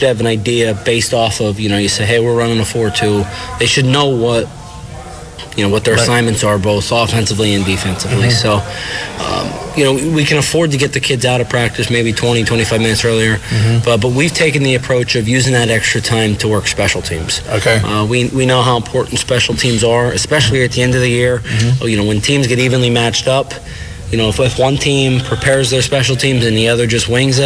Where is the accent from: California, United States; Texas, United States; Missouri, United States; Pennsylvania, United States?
Pennsylvania, United States; Shamokin; moved away; I was originally from Shamokin